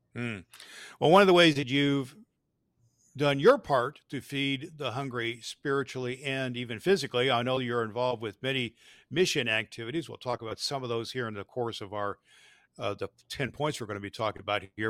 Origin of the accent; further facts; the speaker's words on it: near Terre Haute, Indiana, United States; one of the churches I grew up in. It's called Youngstown United Methodist Church, a little tiny church outside of Terre Haute, Indiana.